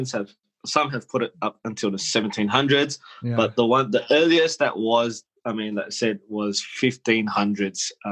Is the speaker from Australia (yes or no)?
yes; Sydney, New South Wales, Australia; accent: Australian; growing up in Australia, however, primary school and high school